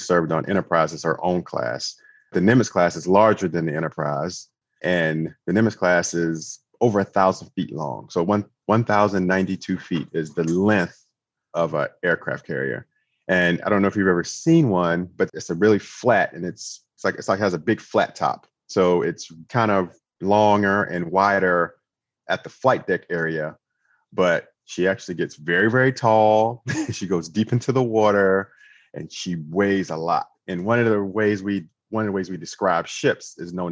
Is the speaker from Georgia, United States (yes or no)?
no; Florence, South Carolina, United States; I'm from Florence, South Carolina